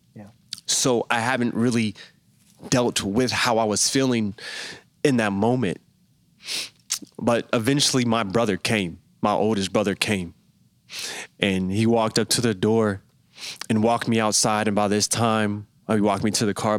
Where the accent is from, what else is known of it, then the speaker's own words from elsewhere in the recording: Memphis, Tennessee, United States; moved away; I grew up in Memphis, Tennessee.